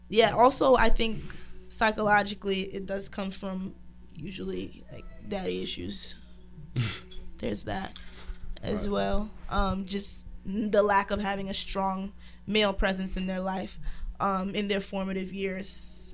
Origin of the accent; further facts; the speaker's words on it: Brownsville, United States; I am from Brownsville.